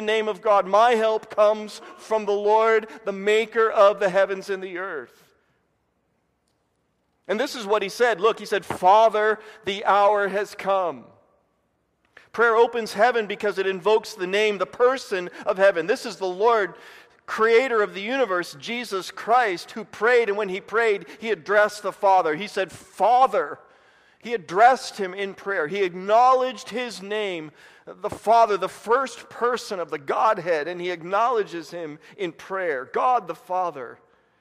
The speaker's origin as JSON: {"language": "English", "region": "Indiana", "country": "United States", "also_born_or_lived": "Dallas, Texas", "moved": "as an adult", "said": "I was from Indiana"}